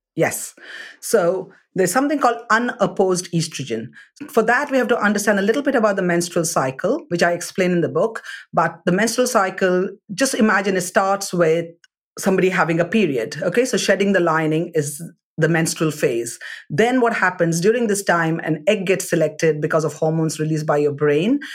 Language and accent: English; South India, India; I'm from South India